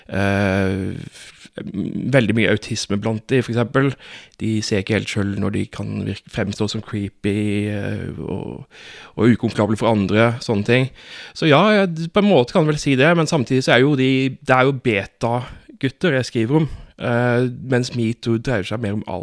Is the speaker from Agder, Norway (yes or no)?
yes; Fevik, Agder, Norway; Jeg, husker, altså, jeg kommer jo fra Fevik